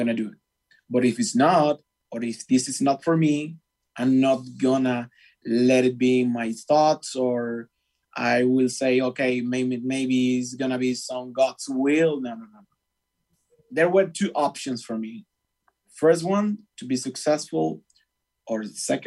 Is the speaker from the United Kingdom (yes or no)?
no; Venezuela; English is a second language; moved away as an adult; also born or lived in Argentina; now in United States; I'm from Venezuela, which is a very hard country to live at this moment.